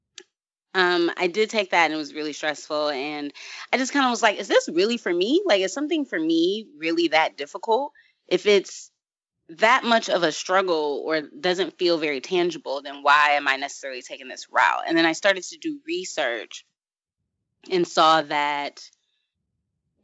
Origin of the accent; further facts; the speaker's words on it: Michigan, United States; I'm from Michigan